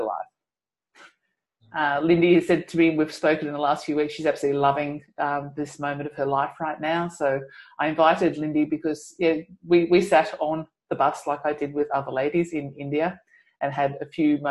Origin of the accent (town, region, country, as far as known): Australia